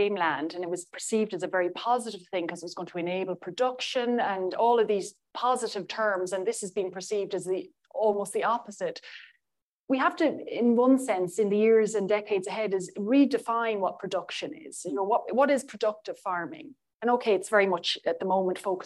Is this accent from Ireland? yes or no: yes; Ireland